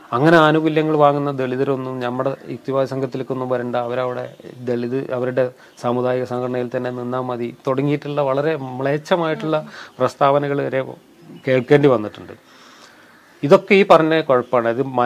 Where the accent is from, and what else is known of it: Kerala, India; born or raised there